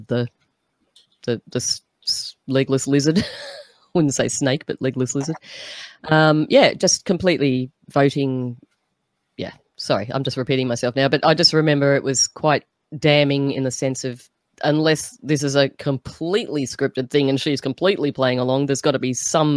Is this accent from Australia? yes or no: yes; Australia; as an Aussie